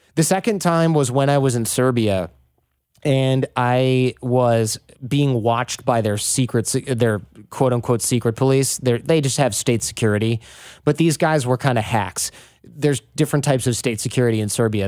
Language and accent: English; Detroit, Michigan, United States; we're from Detroit